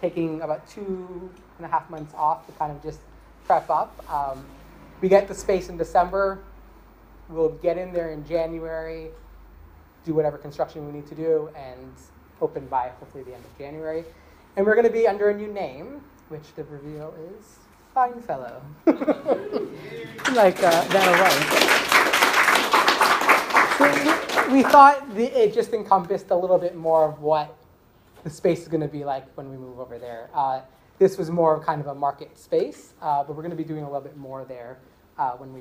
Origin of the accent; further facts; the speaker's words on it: Canada; now in Sydney, Australia; I'm Canadian